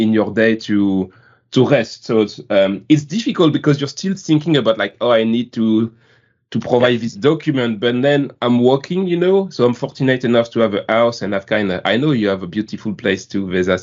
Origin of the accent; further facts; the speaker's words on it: France; accent: French; English is a second language; my beautiful French accent